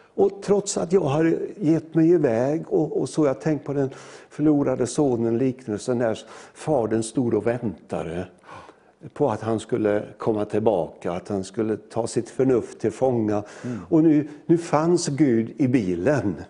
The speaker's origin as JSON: {"language": "Swedish", "town": "Möcklehult", "region": "Jönköping County", "country": "Sweden", "tie": "born or raised there", "said": "jag är ju född i en liten by nere i Småland som heter Möcklehult"}